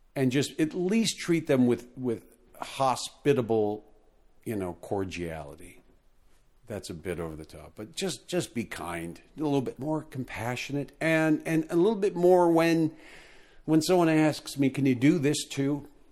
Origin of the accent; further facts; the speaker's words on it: United States; I'm American